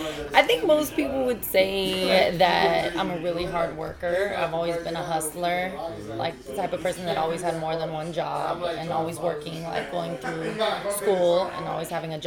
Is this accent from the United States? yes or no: yes; Alaska, United States; I moved back and forth a lot, but mostly I grew up in Alaska.